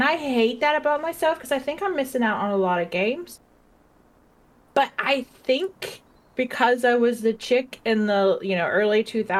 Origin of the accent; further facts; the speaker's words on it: Texas, United States; accent: Texas; I'm going to have to play some Red Dead to get my Texas accent back.